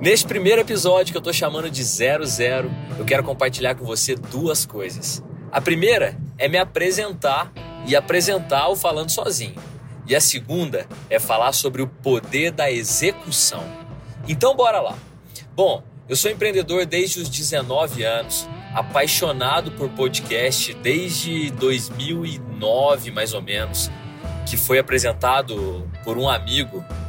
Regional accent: Varginha, Minas Gerais, Brazil; eu sou de Varginha, né? Sou de Minas

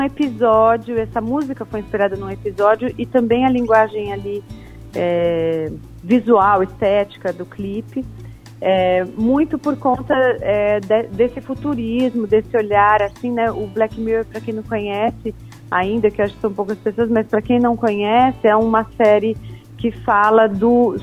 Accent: Ribeirão Preto, São Paulo, Brazil; now in São Paulo, Brazil; Eu sou de Ribeirão Preto, que é uma cidade do interior de São Paulo

